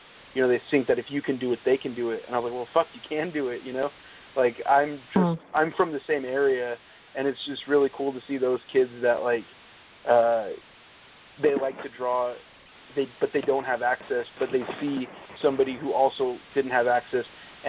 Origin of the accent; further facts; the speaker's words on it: Northern California, United States; also born or lived in Stockton, California; growing up in Northern California, the amount of people that moved into where I live in more like the Valley from the Bay Area